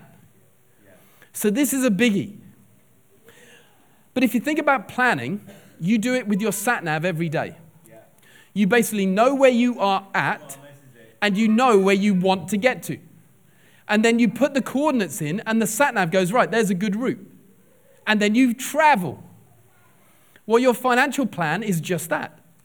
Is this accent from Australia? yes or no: no; England, United Kingdom; now in Liverpool, United Kingdom; we're English.